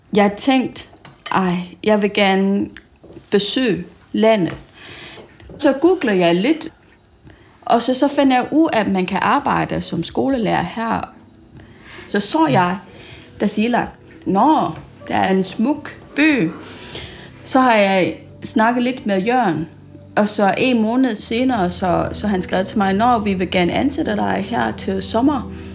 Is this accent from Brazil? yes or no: no; Malaysia; Danish is a second language; moved away as an adult; also born or lived in Singapore; now in Tasiilaq, Greenland; Jeg kommer op oprindeligt fra Malaysia, og så mine forældre, de kom fra Kina